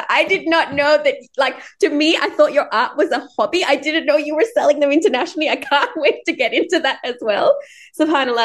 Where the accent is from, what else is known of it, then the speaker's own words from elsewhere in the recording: Sri Lanka; I'm brown, you know, Sri Lankan born.